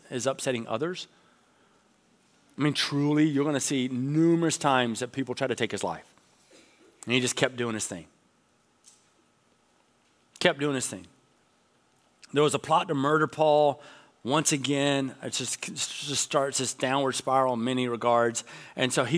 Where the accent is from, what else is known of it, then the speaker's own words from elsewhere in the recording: Georgia, United States; I grew up in Georgia